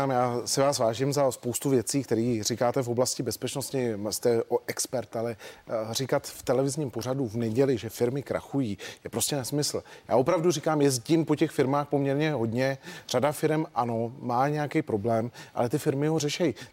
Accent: Vysočina Region, Czechia; Já jsem z Vysočiny, tam byly sklárny v Tasicích, ty v 90. letech úspěšní sklárny, natočil se tam i film a taky zavřeli a pak musel přijít někdo, kdo je obnovil.

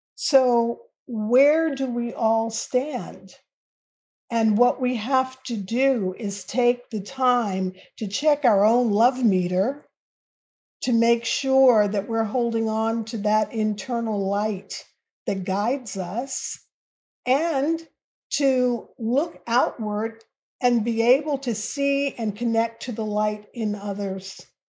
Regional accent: United States; as an American and as a Black American

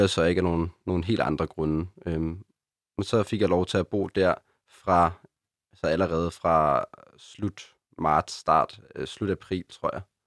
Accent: Copenhagen, Capital Region of Denmark, Denmark; er født og opvokset i København, og min familie bor her faktisk stadig

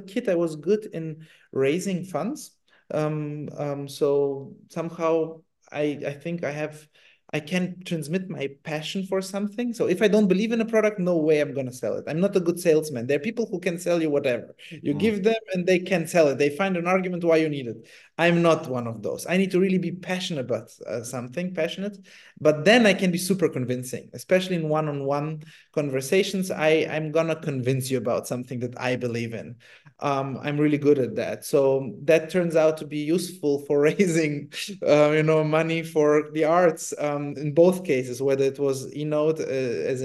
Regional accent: Italy; moved away; also born or lived in Germany; I grew up in Italy

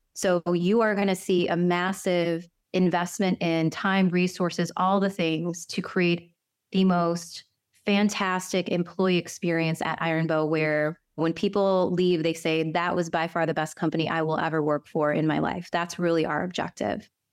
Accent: Cleveland, Ohio, United States; who was born and raised in Cleveland in the Midwest, you know, from a Korean immigrant

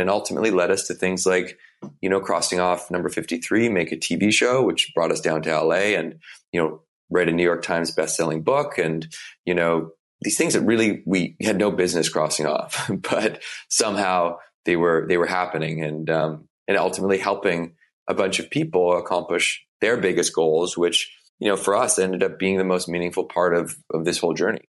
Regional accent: Victoria, British Columbia, Canada; I grew up in Victoria, B C, it's the west coast of Canada.

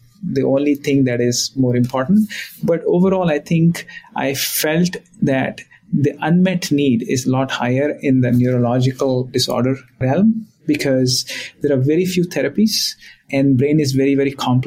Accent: India; now in Boston, United States; I was born in India, and the life in India was different when I was growing up

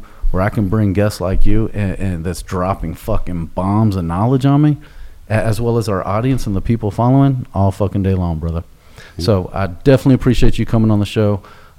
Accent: Houston, Texas, United States; I'm born and raised in Houston

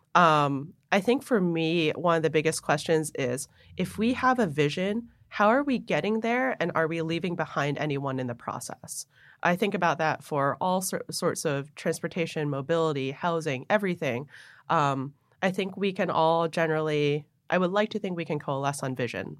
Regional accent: Buffalo, New York, United States; moved away; also born or lived in Hong Kong / New Jersey; I grew up in Buffalo

